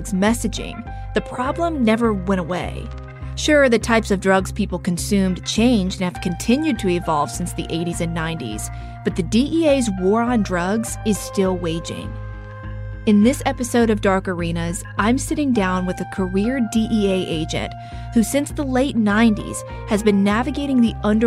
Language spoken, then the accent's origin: English; North Carolina, United States; accent: Southern twang; We're both from the South. It's subtle, but we both have those tinges of rolling pronunciations, a twang in our voices when we say the word I too fast. I'm from North Carolina